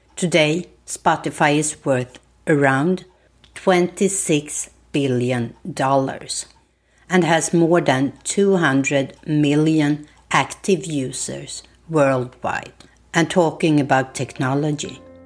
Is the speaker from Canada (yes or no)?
no; Sweden; English is a second language; moved away as an adult; now in United States; I am from Sweden